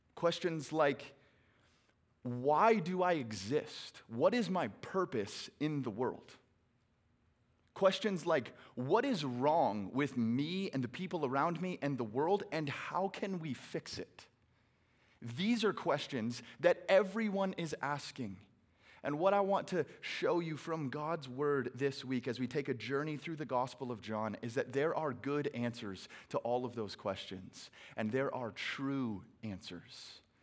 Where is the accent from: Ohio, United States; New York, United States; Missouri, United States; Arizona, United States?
Arizona, United States; Phoenix; I hail from Phoenix, Arizona, where it is a billion degrees today